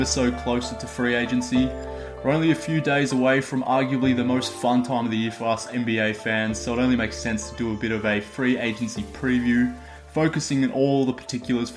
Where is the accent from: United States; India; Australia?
Australia